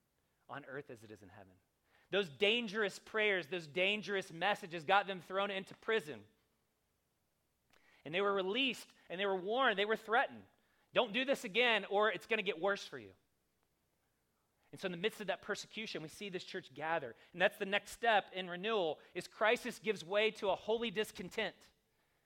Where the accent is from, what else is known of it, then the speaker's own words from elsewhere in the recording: the South, United States; I grew up in the South